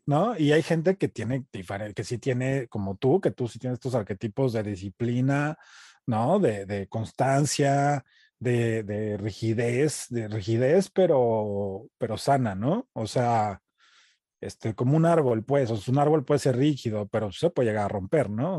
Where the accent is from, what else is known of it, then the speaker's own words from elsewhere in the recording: Mexico; also born or lived in United States; now in Los Angeles, United States; Nací en Estados Unidos, crecí en, México, crecí como mexicano